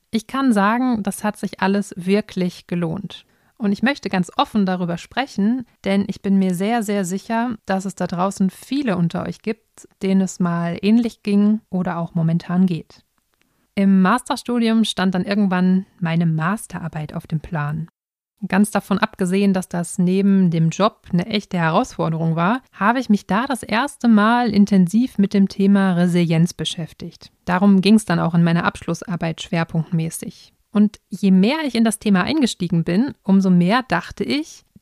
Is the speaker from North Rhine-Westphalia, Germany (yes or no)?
yes; North Rhine-Westphalia, Germany; Und ich bin ein echtes Kind des Ruhrgebiets. Ich wohne in Dortmund und hier habe ich auch meine Praxis für Logopädie.